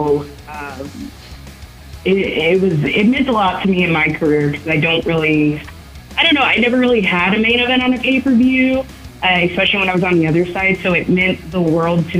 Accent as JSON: {"language": "English", "region": "Texas", "country": "United States", "said": "I am from Petty City, okay? Petty City, Texas. And here in Texas"}